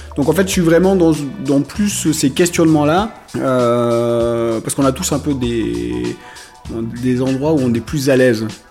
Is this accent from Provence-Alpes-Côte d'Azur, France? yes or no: yes; Marseille, Provence-Alpes-Côte d'Azur, France; moved away as an adult; also born or lived in Picardy; je suis né à Marseille